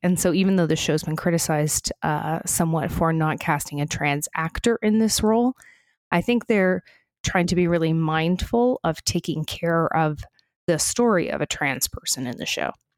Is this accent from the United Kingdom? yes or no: no; Canada; we're Canadian outsiders